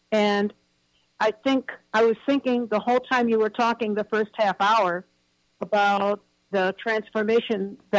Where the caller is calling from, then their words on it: Cleveland, Ohio, United States; I'm calling from Cleveland, Ohio.